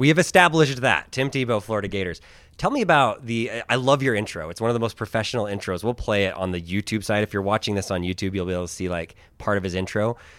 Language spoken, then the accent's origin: English; Manila, Metro Manila, Philippines; born there; I was born in the Philippines. I was born in Manila. I don't look Filipino because I'm not, like, by blood.